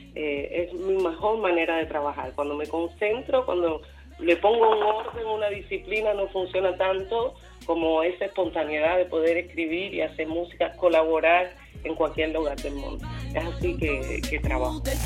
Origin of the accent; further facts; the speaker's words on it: Pinar del Río, Cuba; also born or lived in Havana, Cuba; now in Paris, France; Nací en Cuba, en Pinar del Río